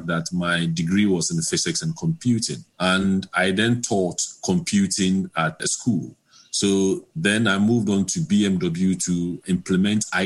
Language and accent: English; Ghana; moved away as an adult; also born or lived in London, United Kingdom; I was born in Ghana, then completed my secondary cycle in Ghana and went over to the UK to complete my university degree